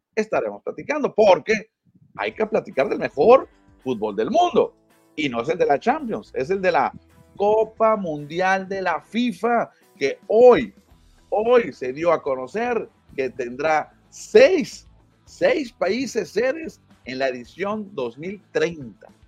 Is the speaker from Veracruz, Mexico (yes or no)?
no; Nogales / Hermosillo, Sonora, Mexico; yo soy de Nogales y yo, siempre le digo a los Naranjeros, pero porque soy de Hermosillo, ¿no? Aunque vivía en Nogales